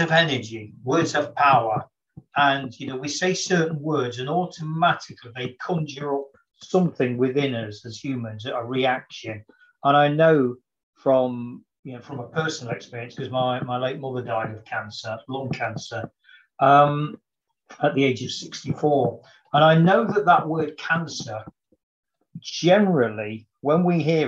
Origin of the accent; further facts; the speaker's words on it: Nottinghamshire, East Midlands, United Kingdom; I was born and raised in Nottinghamshire